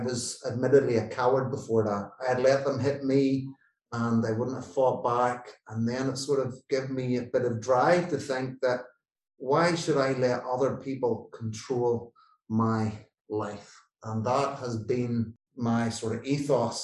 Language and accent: English; Northern Ireland, United Kingdom; I grew up in Northern Ireland where there was the political divide between Catholics and Protestants